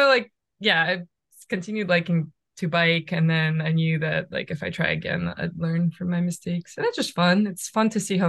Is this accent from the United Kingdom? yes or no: no; Russia; now in United States; when I moved from Russia to US with my parents, we lived in Michigan.